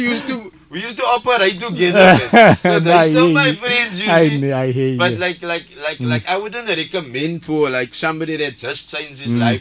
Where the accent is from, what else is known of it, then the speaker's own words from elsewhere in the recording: Cape Town, Western Cape, South Africa; moved away as an adult; I'm staying here now, like 5-6 years, I'm from Woodstock.